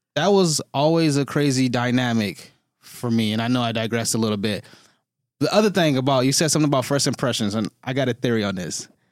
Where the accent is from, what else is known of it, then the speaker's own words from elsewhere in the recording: Detroit, Michigan, United States; moved away as an adult; now in Toronto, Canada; I grew up in Detroit. I grew up on the east side of Detroit, went to university there, and then I moved to Toronto